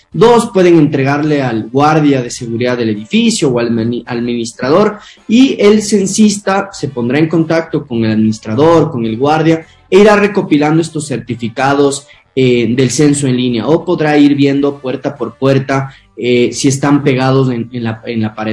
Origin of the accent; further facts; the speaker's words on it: Ecuador; nuestro país